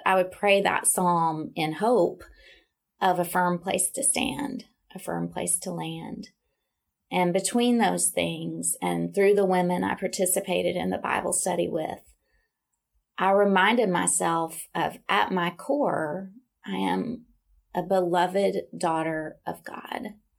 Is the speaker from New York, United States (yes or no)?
no; Little Rock, Arkansas, United States; moved away as an adult; also born or lived in Dallas, Texas; now in Nashville, United States; I grew up in Little Rock, Arkansas